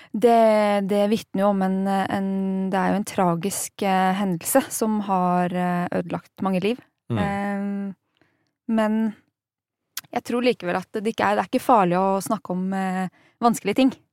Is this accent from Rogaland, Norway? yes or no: no; Hof, Innlandet, Norway; Jeg har vokst opp i Hoff, altså i Hedmark